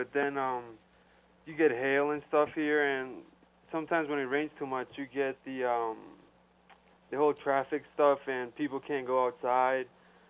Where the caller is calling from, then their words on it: Bogota, Colombia; I'm tuning in from Bogota, Colombia.